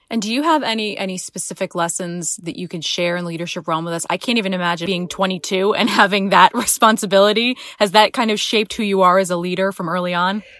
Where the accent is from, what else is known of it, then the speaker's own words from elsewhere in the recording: Rhode Island, United States; Rhode Islanders never like to leave our state